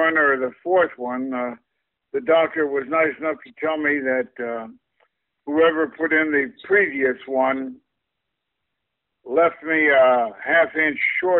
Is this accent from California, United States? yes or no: no; Kansas City, Kansas, United States; moved away; I come from the Kansas side.